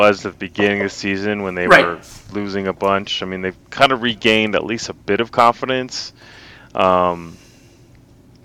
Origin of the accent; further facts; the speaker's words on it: United States; As an American